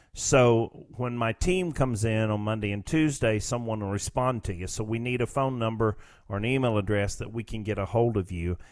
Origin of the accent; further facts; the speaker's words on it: United States; we as a, as the American people